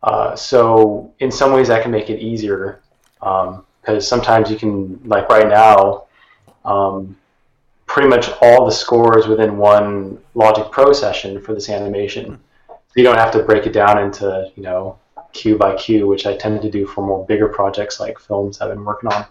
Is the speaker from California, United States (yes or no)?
yes; Sacramento, California, United States; moved away as an adult; now in San Francisco, United States; I'm originally from Sacramento, California, the capital, and more recently I've been living in San Francisco